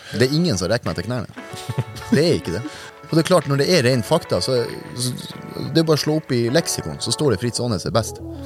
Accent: Narvik, Nordland, Norway; Jeg er født eh, i Narvik. Hadde tre år på Framnes. Etter det så bygde faren min hus på Ankenes, så vi flytta ut

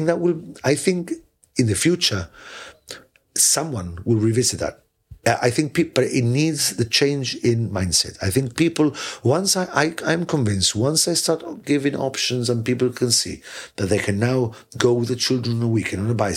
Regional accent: London, United Kingdom; now in Gibraltar; I was born in London, yeah.

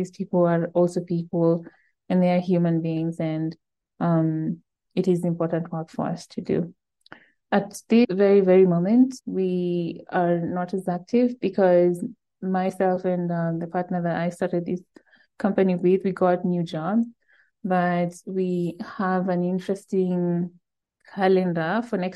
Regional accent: Eldoret, Uasin Gishu County, Kenya; Eldoret was my hometown

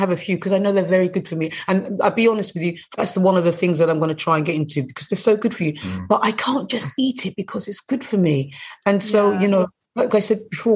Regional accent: England, United Kingdom; I grew up in England

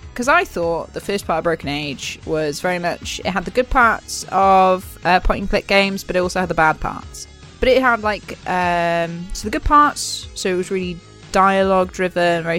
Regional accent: Wales, United Kingdom; I'm Welsh.

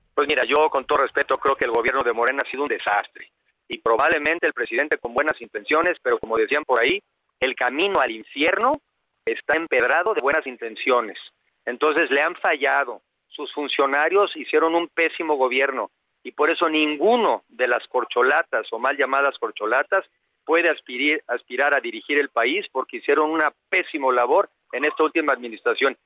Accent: Mexico City, Mexico; yo soy de la Ciudad de México, a los siete años nos movieron nuestros papás a, Coyoacán

